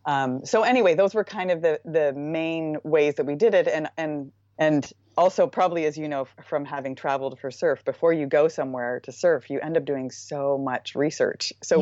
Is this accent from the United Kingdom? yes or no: no; Nova Scotia, Canada; I'm originally from Nova Scotia in Canada